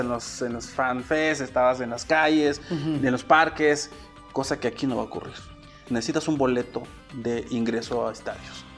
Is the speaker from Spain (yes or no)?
no; Mexico; soy mexicano